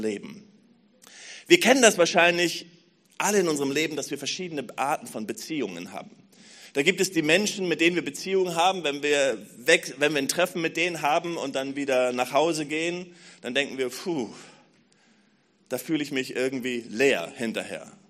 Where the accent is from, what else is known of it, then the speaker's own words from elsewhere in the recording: Berlin, Germany; als Berliner